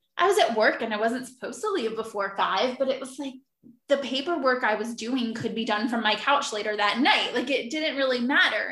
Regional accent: Philadelphia, Pennsylvania, United States; now in Virginia, United States; I'm originally from Philadelphia. I live in Virginia now

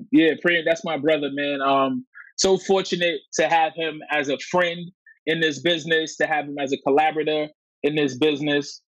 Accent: New York City, New York, United States; I'm from Coney Island, you know, super specifically. And growing up in Coney Island, you know, in the in the '90s

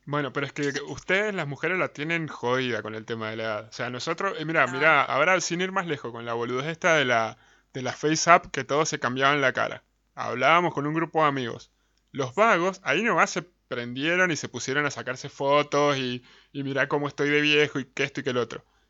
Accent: Mendoza, Argentina; Somos de Mendoza

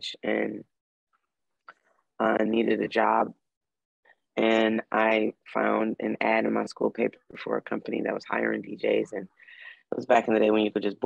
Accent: Detroit, Michigan, United States; as a Black woman growing up in Detroit

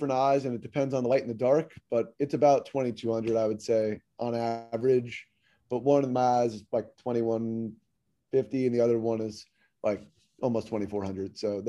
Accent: Syosset, New York, United States; I'm from Syosset, New York. I went to Northwestern University

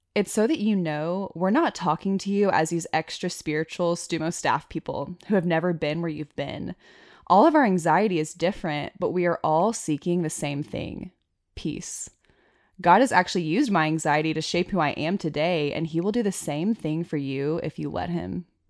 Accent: Arkansas, United States; now in Wyoming, United States; we're both from Arkansas

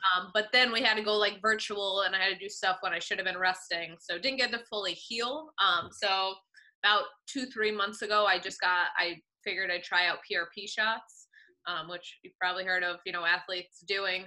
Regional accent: Woodbridge, Connecticut, United States; I grew up in Woodbridge, Connecticut.

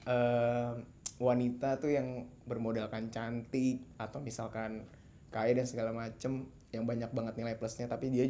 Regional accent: South Jakarta, Jakarta, Indonesia; gue dari Jakarta Selatan

